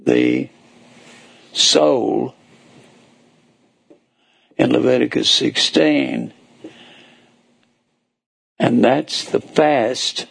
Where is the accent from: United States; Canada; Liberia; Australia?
United States; North Texas; moved away; I was raised in North Texas